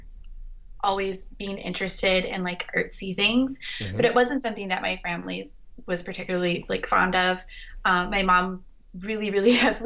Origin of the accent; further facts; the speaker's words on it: Colorado, United States; moved away; my mom lives in Colorado and I grew up in Colorado